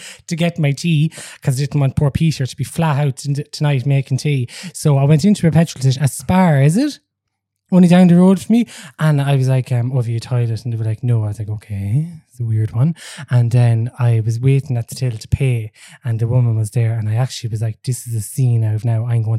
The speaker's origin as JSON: {"language": "English", "town": "Kinnitty", "region": "Offaly", "country": "Ireland", "said": "I'm from Kinnity."}